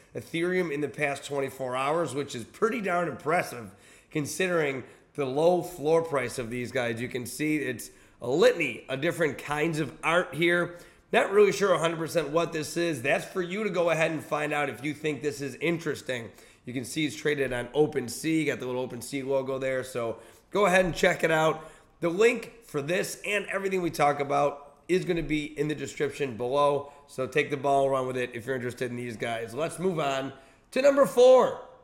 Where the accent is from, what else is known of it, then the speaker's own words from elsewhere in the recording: Buffalo, New York, United States; moved away; I was in Buffalo, New York, my hometown